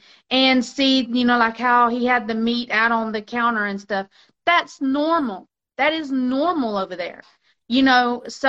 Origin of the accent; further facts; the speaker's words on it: Mexico; I grew up in Mexico. My dad was a missionary in Mexico. I was over there for 15 years, you know, on and off for 15 years.